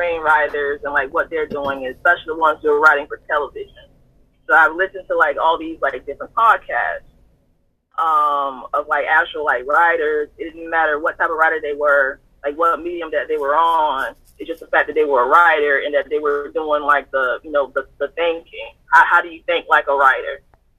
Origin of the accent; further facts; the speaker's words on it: Southern United States, United States; I know a lot about Christianity because I grew up in the Bible Belt South.